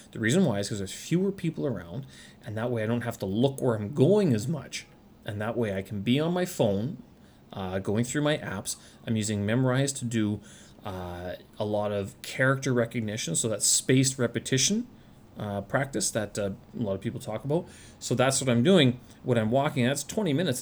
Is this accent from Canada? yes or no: yes; Canada; moved away as an adult; now in Beijing, China; back in Canada, though, August was always the month that harvest would begin, and since in my hometown it was surrounded by farms